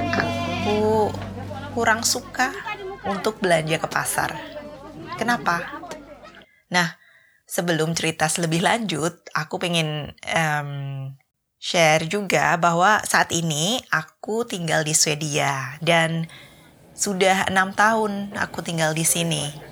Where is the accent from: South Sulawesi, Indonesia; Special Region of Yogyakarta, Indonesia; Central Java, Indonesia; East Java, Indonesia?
Central Java, Indonesia; Surakarta; moved away as an adult; now in Sweden; kalau di Solo kami sering bikin lotis